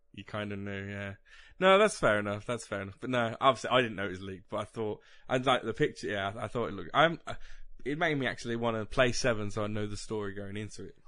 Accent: West Midlands, United Kingdom; we're literally in the part of the country that if you went to Manchester, they would call us Southerners

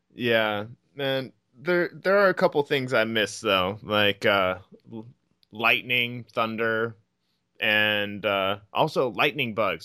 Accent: Iowa, United States; I'm from Iowa.

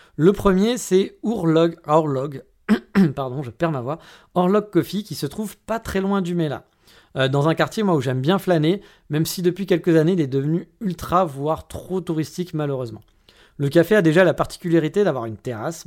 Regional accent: France; moved away as an adult; now in Kyoto, Japan; je suis français

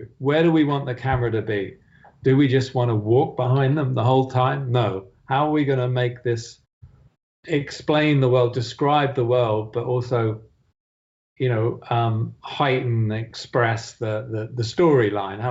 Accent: United Kingdom; I'm British after all.

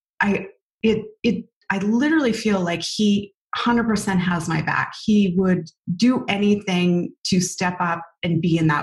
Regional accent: Canada; we're Canadian

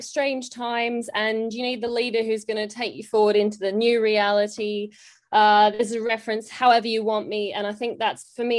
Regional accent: Australia; now in United Kingdom; You might be able to tell from my accent, I'm actually, like, grew up in Australia.

